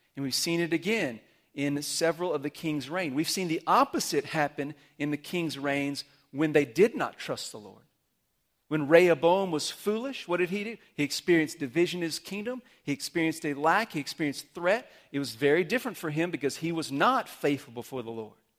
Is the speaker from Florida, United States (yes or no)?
no; Amarillo, Texas, United States; moved away; I grew up in Amarillo